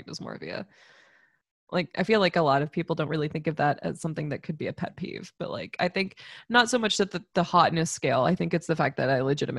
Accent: Florida, United States; growing up in Florida

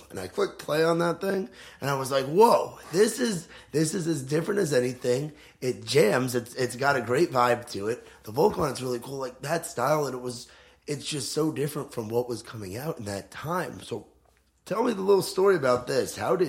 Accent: New York, United States; now in Nashville, United States; I'm actually from New York originally

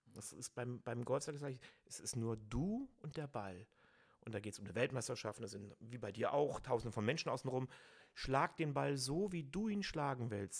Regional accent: Cologne, North Rhine-Westphalia, Germany; Ich bin ein Kölner

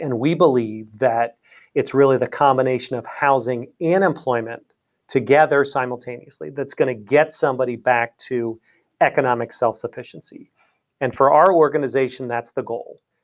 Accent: Lancaster, Pennsylvania, United States; moved away as an adult; also born or lived in Pittsburgh, Pennsylvania / Washington, D.C. area; I'm from Lancaster, Pennsylvania, originally

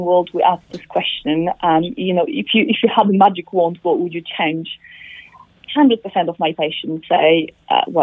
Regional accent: Poland; now in United Kingdom; I'm from Poland, like yourself, and we're not very far from UK when I'm based

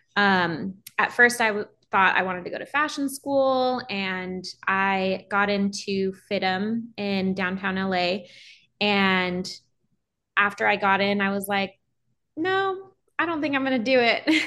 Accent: Los Angeles, California, United States; I am born and raised in Los Angeles, California

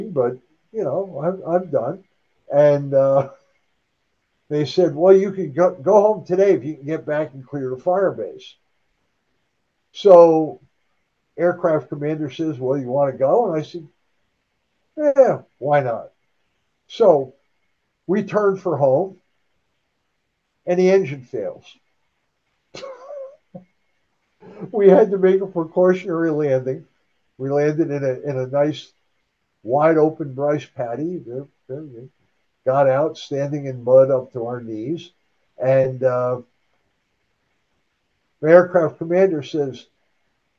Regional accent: northeastern New Jersey, United States; I was born and raised in northeastern New Jersey

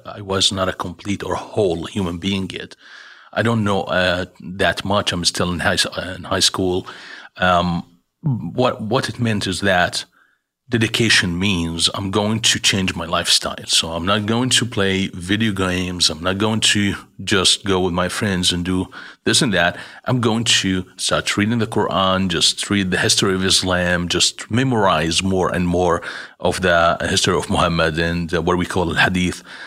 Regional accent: Jordan; moved away as an adult; I was born in Jordan

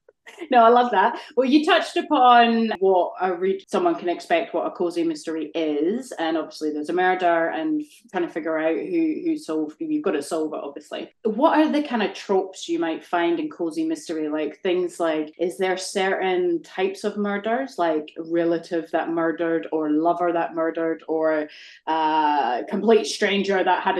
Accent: Scotland, United Kingdom; moved away; I grew up in Scotland

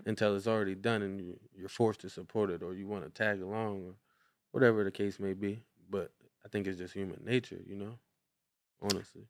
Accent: Brownsville, Pennsylvania, United States; we come from Clover Street in Brownsville, Pennsylvania

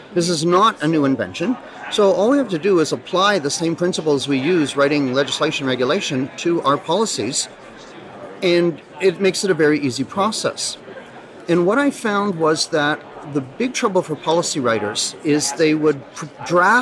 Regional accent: Ottawa, Ontario, Canada; I am Canadian. Yeah, I'm from Ottawa.

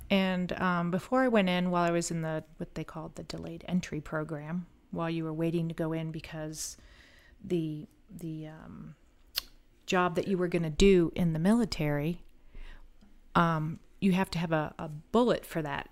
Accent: Collier County, Florida, United States; also born or lived in Missouri / Groton, Connecticut; when I went back to my hometown, I got hired in the Collier County Sheriff's Office

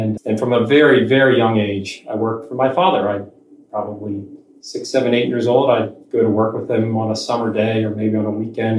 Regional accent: Atlantic City, New Jersey, United States; I grew up in South Jersey near Atlantic City

